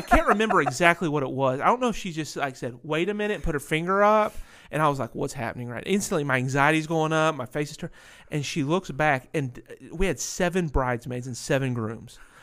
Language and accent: English; Winston-Salem, North Carolina, United States; also born or lived in Ohio / Pennsylvania; I moved to North Carolina, which is, uh, Racing Hub U S